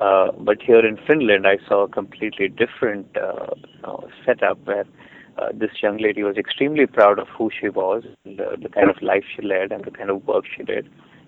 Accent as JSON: {"language": "English", "country": "India", "tie": "born or raised there", "said": "I was born and brought up in India, born to a relatively conservative Indian family there."}